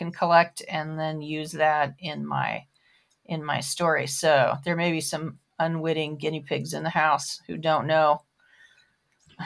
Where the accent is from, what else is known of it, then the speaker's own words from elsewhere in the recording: Florida, United States; also born or lived in Baltimore, Maryland; now in North Carolina, United States; I grew up in Florida